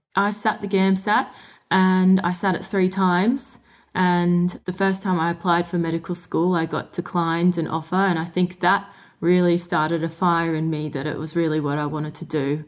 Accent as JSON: {"language": "English", "town": "Sydney", "region": "New South Wales", "country": "Australia", "tie": "born or raised there", "also_born_or_lived": "Windsor / Ballarat", "moved": "as an adult", "lives_now": "Deniliquin, Australia", "said": "Growing up in Sydney, I travelled an hour and a half to get to uni every day for six years"}